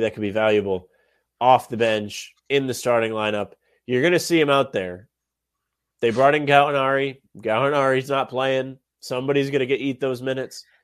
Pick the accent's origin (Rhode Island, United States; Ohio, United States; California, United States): Rhode Island, United States; I'm from Rhode Island.